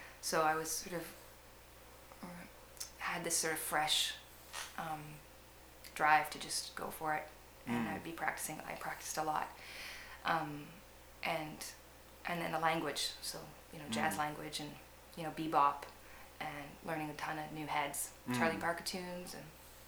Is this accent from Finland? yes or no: no; Nanaimo, British Columbia, Canada; Yeah, I'm from Nanaimo.